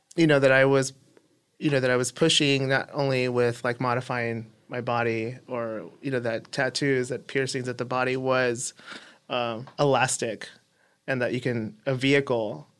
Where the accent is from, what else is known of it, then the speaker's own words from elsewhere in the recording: Los Angeles, California, United States; I grew up in East L A.